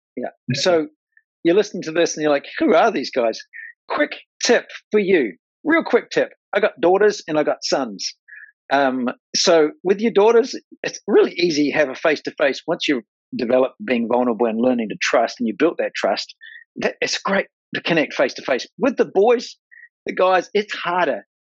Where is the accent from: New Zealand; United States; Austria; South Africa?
New Zealand; I'm from New Zealand. Like I'm a farm boy, redneck, New Zealand